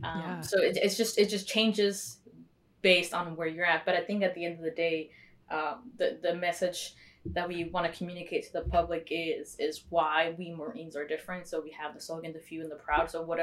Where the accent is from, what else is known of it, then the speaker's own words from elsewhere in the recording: Mexico; born there; Usually people say, oh, you joined for citizenship because I was born in Mexico.